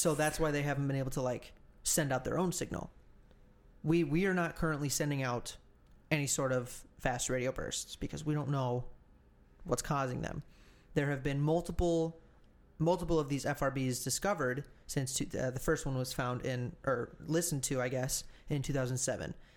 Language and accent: English; United States